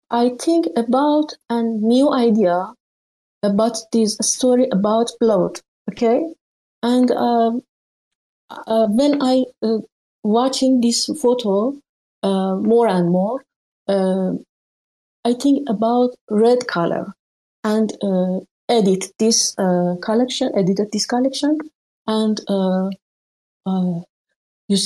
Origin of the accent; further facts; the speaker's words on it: Iran; English is a second language; I'm from Iran